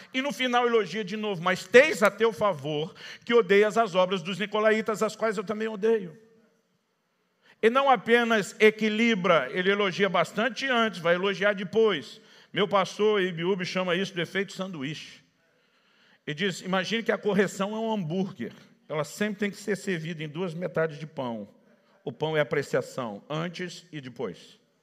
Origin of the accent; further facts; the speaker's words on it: Campinas, São Paulo, Brazil; moved away as an adult; also born or lived in ABC Paulista, São Paulo / Paraná; Nasci e cresci na região do A B C paulista, mas me criei em Campinas, que é a segunda maior cidade do estado.